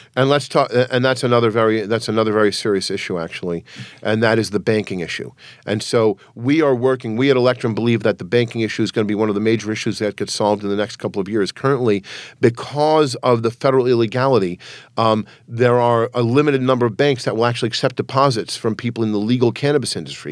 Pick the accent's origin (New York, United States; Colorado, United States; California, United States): New York, United States; New York City; my family's from Transylvania. I was born in New York City